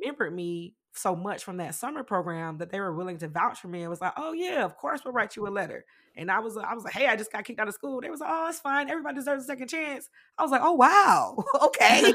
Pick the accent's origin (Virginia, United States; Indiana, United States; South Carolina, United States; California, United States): South Carolina, United States; Greenwood; also born or lived in Philadelphia, Pennsylvania; I was raised with my grandma. I started there in, in South Carolina. Um, I was born in Philly, but we moved when I was young, like, around, uh, two